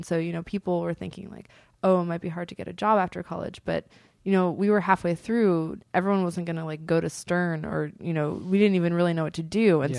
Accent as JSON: {"language": "English", "town": "Berkeley", "region": "California", "country": "United States", "said": "I'm from Berkeley. I'm chill as fuck."}